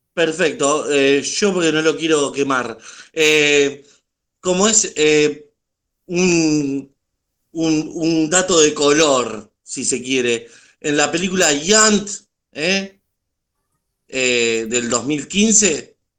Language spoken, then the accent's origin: Spanish; Argentina; yo como argentino